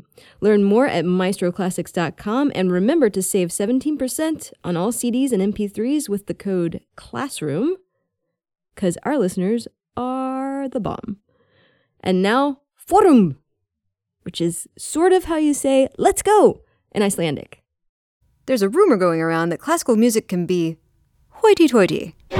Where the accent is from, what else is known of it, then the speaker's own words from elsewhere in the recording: Texas, United States; I'm from Texas, mm-hmm. and people are often confused that I don't have a Southern accent.